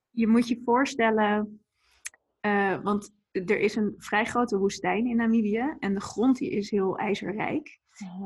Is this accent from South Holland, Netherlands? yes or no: no; Etten-Leur, North Brabant, Netherlands; moved away; also born or lived in Leiden / Maastricht / Amsterdam; ik ben deels opgegroeid in Etteleur, in Noord-Brabant ligt dat, onder Breda. En, en deels in Leiden. Dus zeg maar, een beetje mijn jeugd was een beetje 50-50 verdeeld.